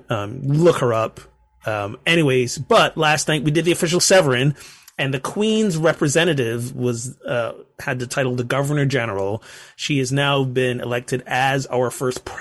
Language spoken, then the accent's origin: English; Barbados; my home country, Barbados